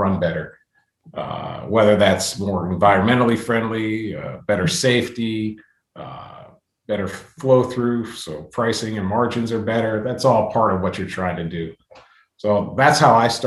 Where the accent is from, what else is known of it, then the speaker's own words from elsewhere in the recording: Western Pennsylvania, United States; I grew up in Western Pennsylvania